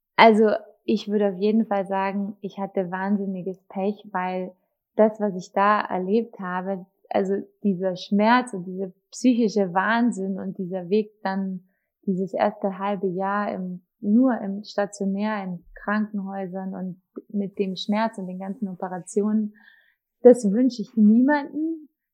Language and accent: German; Markt Indersdorf, Bavaria, Germany; also born or lived in Munich; ich bin ja in Dachau, im Markt Indersdorf geboren, im Landkreis Dachau